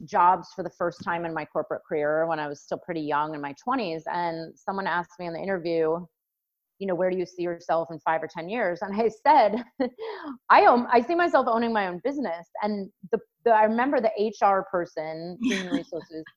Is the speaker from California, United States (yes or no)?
yes; California, United States; moved away as an adult; also born or lived in New York City; I grew up in California